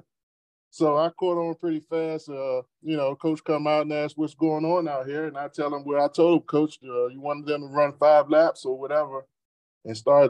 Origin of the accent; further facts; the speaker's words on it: Washington, District of Columbia, United States; I grew up in Southeast DC